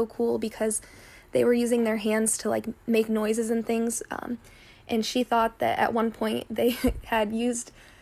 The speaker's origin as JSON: {"language": "English", "town": "Tiffin", "region": "Ohio", "country": "United States", "tie": "born or raised there", "said": "I was born and raised in Tiffin, and I'm still going to school in Tiffin at Heidelberg"}